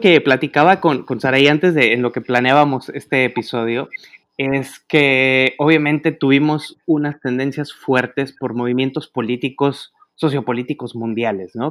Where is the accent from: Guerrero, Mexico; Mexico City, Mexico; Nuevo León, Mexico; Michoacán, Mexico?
Nuevo León, Mexico; Monterrey; moved away; de mi tierra allá en Monterrey